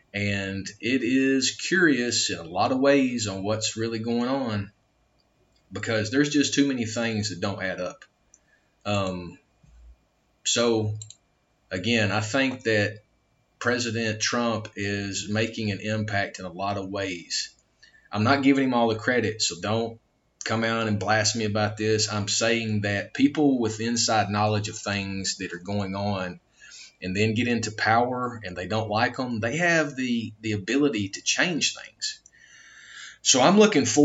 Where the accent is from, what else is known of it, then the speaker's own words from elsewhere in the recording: United States; I'm an American